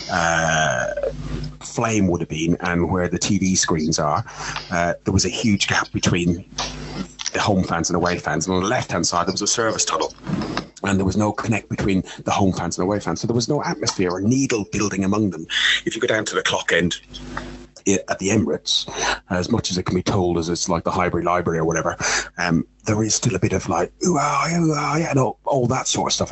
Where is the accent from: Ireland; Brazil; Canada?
Ireland; I'm Irish